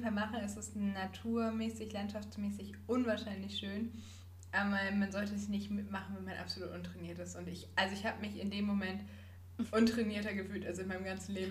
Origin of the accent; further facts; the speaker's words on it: Northern Germany, Germany; für mich als Norddeutsche